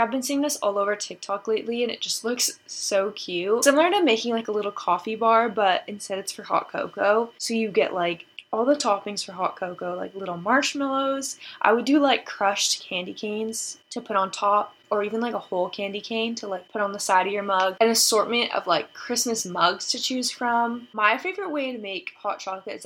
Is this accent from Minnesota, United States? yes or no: no; San Diego, California, United States; San Diego, which is my hometown